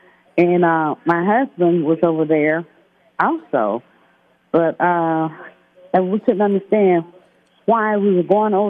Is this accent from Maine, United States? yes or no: no; Georgia, United States; moved away as an adult; now in Cincinnati, United States